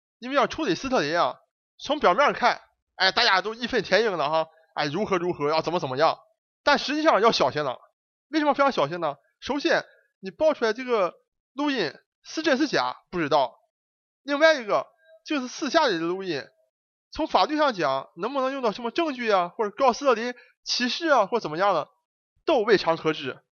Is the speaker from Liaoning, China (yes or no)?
yes; Dalian, Liaoning, China; 那咱就不讲咱们中国这个大连老乡老毕了啊